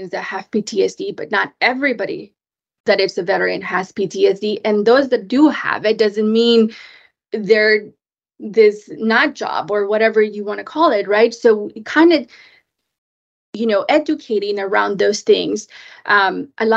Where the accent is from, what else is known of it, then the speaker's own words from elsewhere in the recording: Mexico; also born or lived in Japan; now in Washington, D.C., United States; I grew up in Mexico